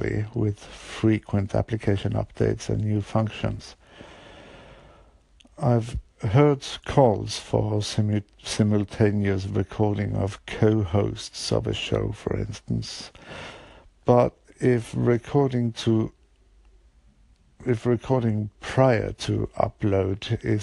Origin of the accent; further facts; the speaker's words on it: Bergen, Vestland, Norway; English is a second language; my hometown, Bergen